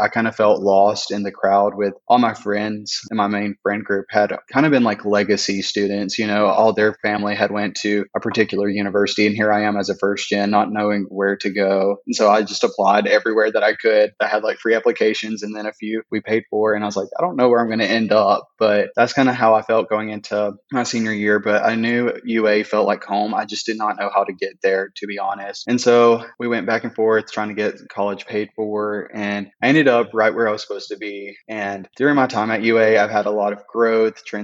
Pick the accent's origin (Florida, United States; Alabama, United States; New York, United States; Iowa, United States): Alabama, United States; Fayette; I am from Fayette, Alabama, which is a small town outside of Tuscaloosa, Alabama